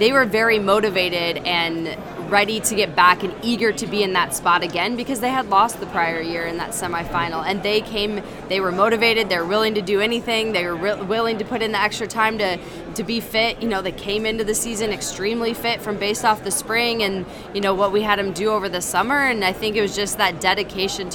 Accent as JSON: {"language": "English", "town": "Chicago", "region": "Illinois", "country": "United States", "tie": "born or raised there", "said": "play in my hometown and play in front of my family and friends"}